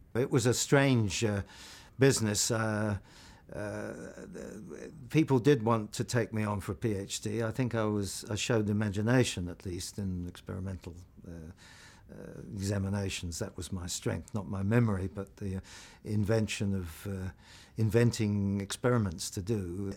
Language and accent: English; London, United Kingdom; also born or lived in Portobello Road, London; I think I was born in Portobello Road in London, but, um, we then moved to Ealing, Greenford. I went to Greenford County Grammar School